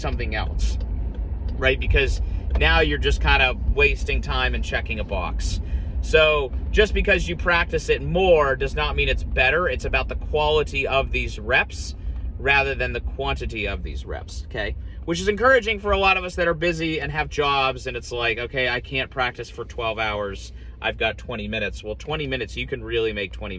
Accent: Columbus, Ohio, United States; moved away; also born or lived in Scottsdale, Arizona; growing up in Columbus, Ohio

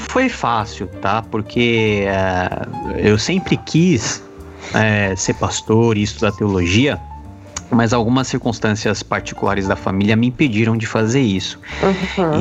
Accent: Brazil; Sou brasileiro.

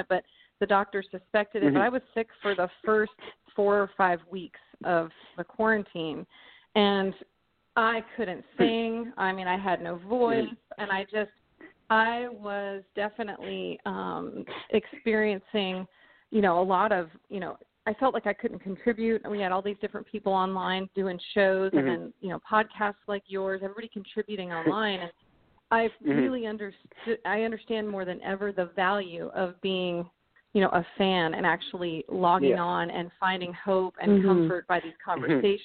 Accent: Arizona, United States; I grew up in Arizona

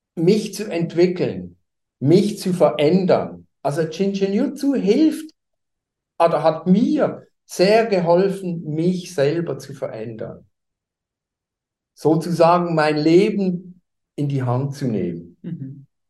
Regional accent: Basel, Basel-Stadt, Switzerland; moved away as an adult; now in Hamburg, Germany; komme ich nicht aus Deutschland, sondern ich bin Schweizer. Ich habe viele Jahre in Basel gelebt. Da bin ich auch geboren

